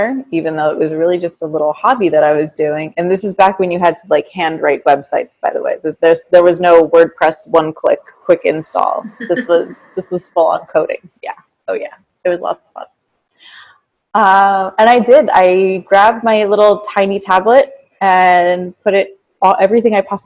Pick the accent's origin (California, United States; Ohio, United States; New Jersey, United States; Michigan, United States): New Jersey, United States; Caldwell; moved away as an adult; now in Italy; I grew up in Caldwell, New Jersey